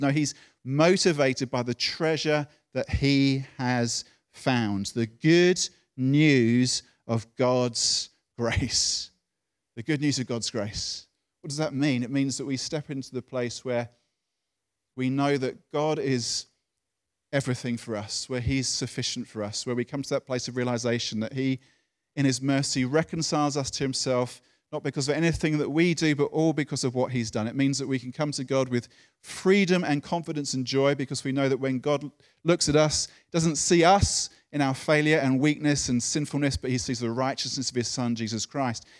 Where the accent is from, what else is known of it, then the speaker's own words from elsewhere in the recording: United Kingdom; being British